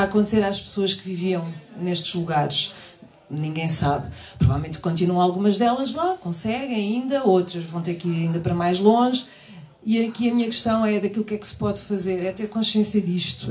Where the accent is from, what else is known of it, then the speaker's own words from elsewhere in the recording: Queluz, Lisbon, Portugal; Eu sou do subúrbio, sou de Queluz